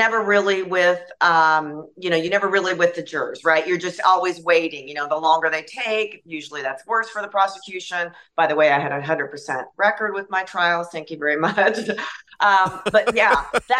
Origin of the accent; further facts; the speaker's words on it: Yakima, Washington, United States; now in Santa Barbara, United States; I'm from Yakima, Washington